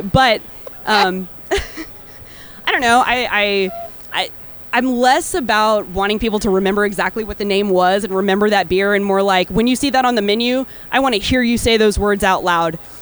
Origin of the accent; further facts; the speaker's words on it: Texas, United States; moved away as an adult; also born or lived in Austin, Texas / Chicago, Illinois; now in Santa Fe, United States; I am a Texan born and raised